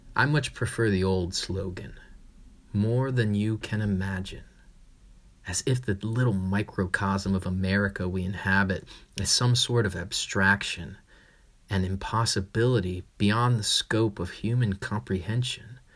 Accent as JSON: {"language": "English", "town": "Frederick", "region": "Maryland", "country": "United States", "tie": "born or raised there", "said": "just outside of my hometown, Frederick"}